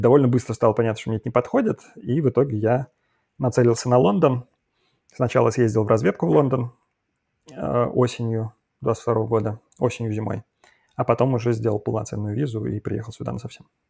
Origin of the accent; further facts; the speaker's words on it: Saint Petersburg, Russia; moved away as an adult; also born or lived in Moscow / Tel Aviv / Belgrade; now in London, United Kingdom; я вот в Питере как значит, родился и вырос